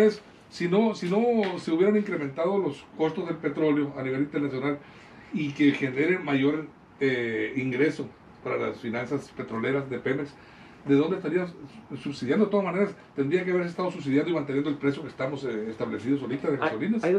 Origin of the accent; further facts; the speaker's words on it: Mexico; como productores que somos los mexicanos